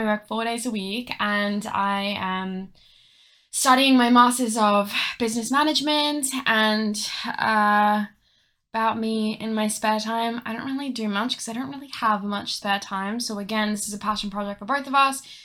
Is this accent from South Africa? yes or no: yes; South Africa; now in Australia; I am an immigrant. I come from South Africa, but I am a white